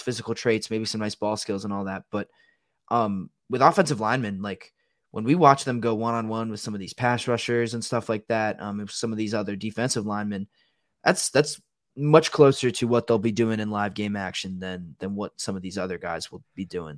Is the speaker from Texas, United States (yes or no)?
no; Washington, District of Columbia, United States; moved away; I'm from Washington, D C, which was literally built on a swamp